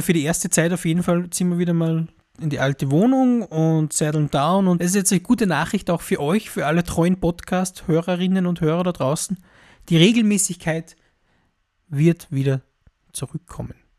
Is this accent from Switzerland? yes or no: no; Austria; als Europäer, als Mitteleuropäer, als Österreicher